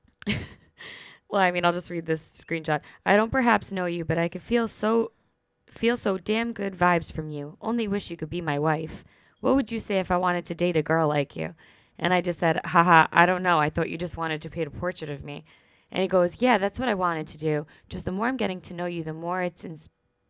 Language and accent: English; New York, United States; I said, New York.